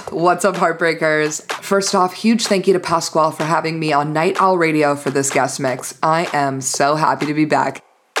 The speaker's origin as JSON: {"language": "English", "town": "Los Angeles", "region": "California", "country": "United States", "tie": "born or raised there", "said": "my hometown"}